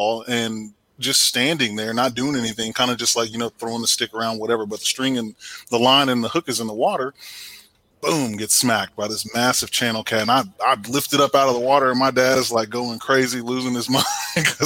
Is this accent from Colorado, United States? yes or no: no; Temple, Texas, United States; moved away; I'm from Temple, Texas originally, so grew up fishing the Leon River and Belton Lake and all of that stuff down there